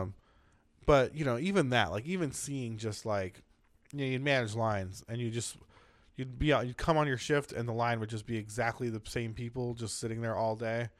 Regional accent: San Diego, California, United States; I grew up in San Diego

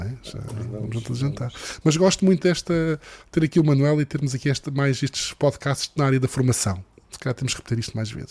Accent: Madeira, Portugal; sou madeirense

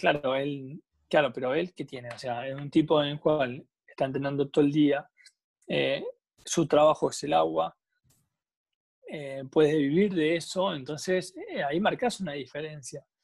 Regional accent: General La Madrid, Buenos Aires Province, Argentina; yo soy de General La Madrid, nací

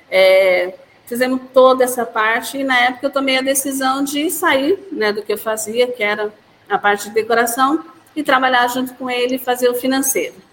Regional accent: Santa Cecília do Pavão, Paraná, Brazil; Eu, na realidade, eu vim do outro lado, eu vim do Paraná, de uma cidade chamada Santa Cecília do Pavão.

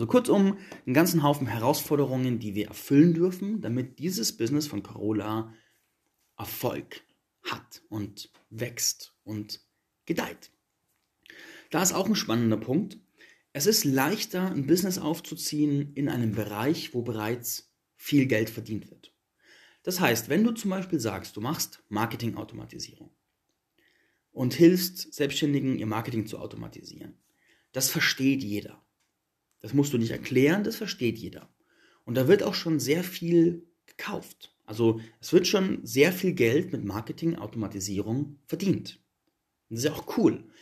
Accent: Germany; Jeder Deutsche glaubt, er braucht ein Auto. Zumindest so, ähm, ich bin auf dem Land aufgewachsen, da ist es so.

